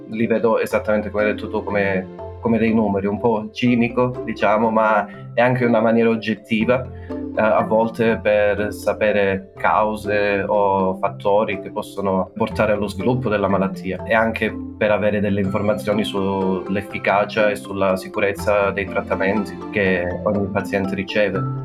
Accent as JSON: {"language": "Italian", "region": "Calabria", "country": "Italy", "also_born_or_lived": "Bologna / Florence", "moved": "as an adult", "lives_now": "Copenhagen, Denmark", "said": "Sono calabrese. Quindi sì, diciamo che io già a 18 anni sono andato via da Calabria"}